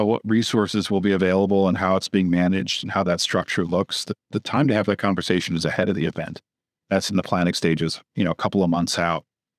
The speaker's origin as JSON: {"language": "English", "region": "Wisconsin", "country": "United States", "tie": "born or raised there", "moved": "yes", "lives_now": "Austin, United States", "said": "I grew up in Wisconsin."}